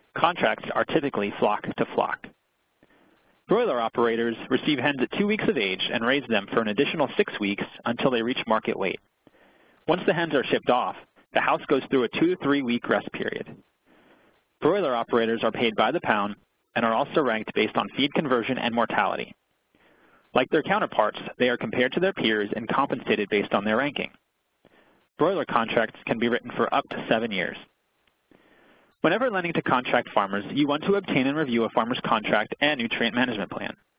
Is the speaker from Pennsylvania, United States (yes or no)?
yes; Pennsylvania, United States; my home state of Pennsylvania